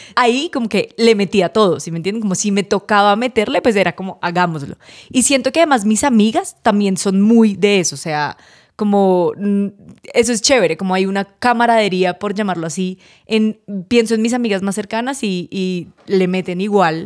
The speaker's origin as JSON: {"language": "Spanish", "town": "Cartagena", "region": "Bolívar", "country": "Colombia", "tie": "born or raised there", "moved": "yes", "said": "yo la mayoría de mi infancia la viví en Cartagena"}